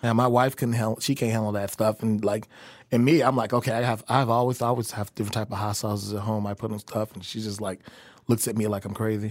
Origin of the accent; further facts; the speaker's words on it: Chicago, Illinois, United States; moved away as an adult; also born or lived in New York / Des Moines, Iowa; now in Kansas City, United States; I grew up in Chicago